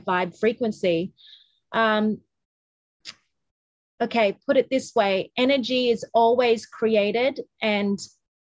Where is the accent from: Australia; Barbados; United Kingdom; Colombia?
Australia; we're Australian